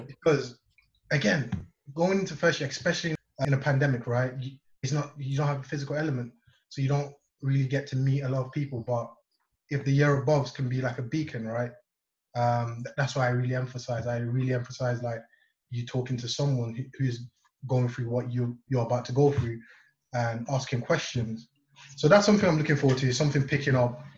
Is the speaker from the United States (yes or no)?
no; Nigeria; now in Leeds, United Kingdom; I am from Nigeria